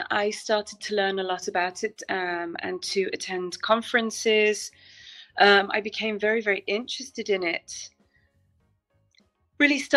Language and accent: English; Manchester, North West England, United Kingdom; also born or lived in Italy / Netherlands; now in Portugal; Um, I'm originally from Manchester in England.